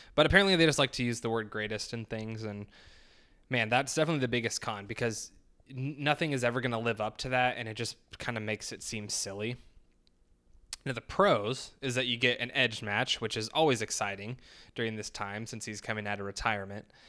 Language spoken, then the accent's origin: English; United States; being an American